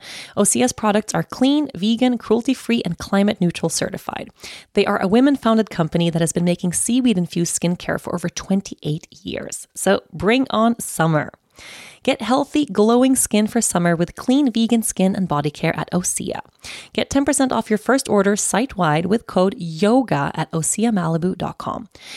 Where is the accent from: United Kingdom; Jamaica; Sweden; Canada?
Sweden; Oatly is the original oat milk from Sweden, my home country, by the way.